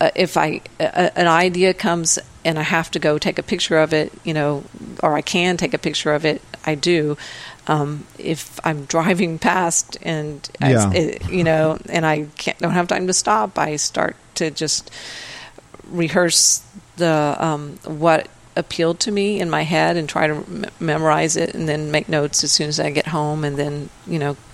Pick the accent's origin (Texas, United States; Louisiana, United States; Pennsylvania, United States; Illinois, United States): Texas, United States; I'm from Texas